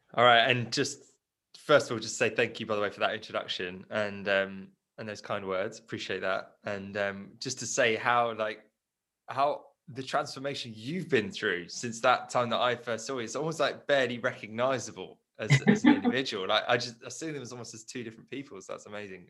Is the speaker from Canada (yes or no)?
no; Surrey, South East England, United Kingdom; also born or lived in South Africa; I grew up in basically Surrey. I just haven't been able to leave it, um, just hit the corners of, of, Surrey. But I was born in South Africa